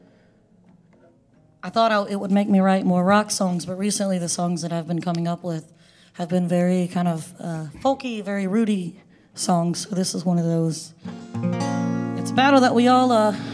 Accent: Statesville, North Carolina, United States; I'm from right here in States Vegas, North Carolina. So the West Iredell side

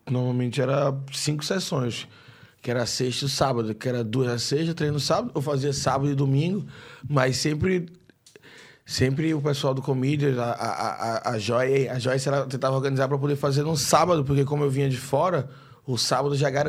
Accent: Recife, Pernambuco, Brazil; Sou recifense, né? A gente não tá acostumado com isso.

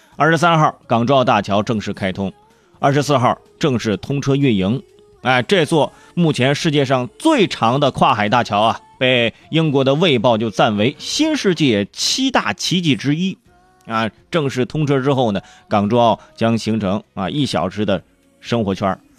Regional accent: Hebei, China; 还有我们河北老家，啊，赵州桥上的有个对联儿

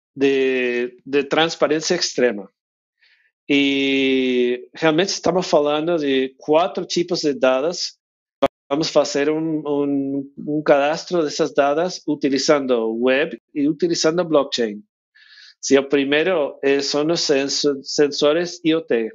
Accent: United States; Portuguese is a second language; moved away as an adult; now in Mendoza, Argentina; eu sou de, de Estados Unidos

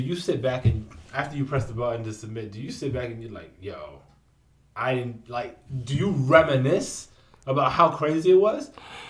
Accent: New York, United States; I'm from the Bronx.

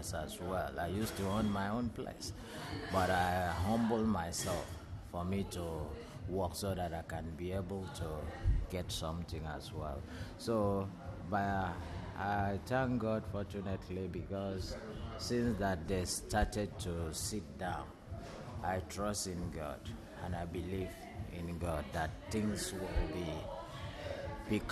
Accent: Calabar, Cross River, Nigeria; moved away as an adult; now in South Africa; I'm from Nigeria as well. I'm from Calabar

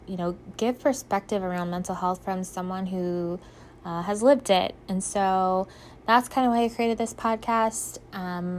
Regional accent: Ohio, United States; I'm from Ohio. I was born and raised here

